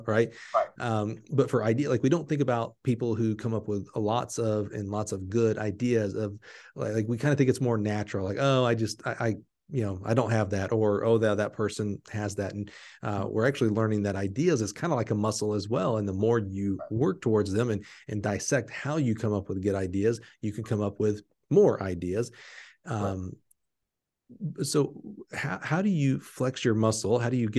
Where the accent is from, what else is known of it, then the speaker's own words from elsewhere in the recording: Dallas, Texas, United States; Like I grew up just south in the Dallas area.